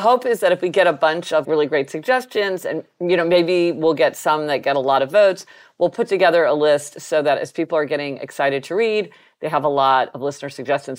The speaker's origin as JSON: {"language": "English", "town": "Kansas City", "country": "United States", "tie": "born or raised there", "said": "growing up in Kansas City"}